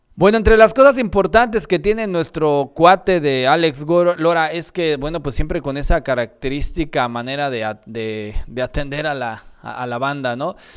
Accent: Mexico; aquellos que somos mexicanos

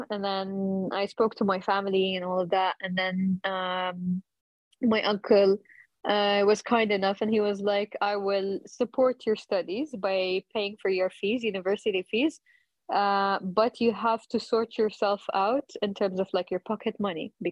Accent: Abu Dhabi, United Arab Emirates; as a kid, you know, in here in the UAE, I'm from Abu Dhabi

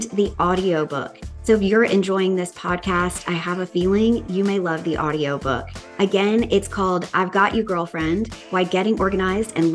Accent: the South, United States; I'm from the South.

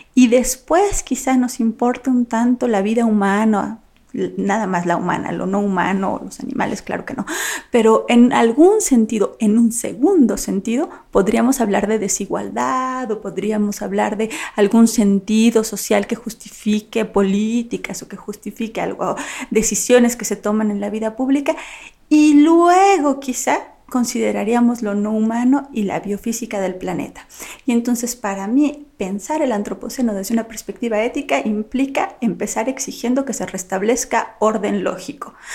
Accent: Mexico; soy mexicana

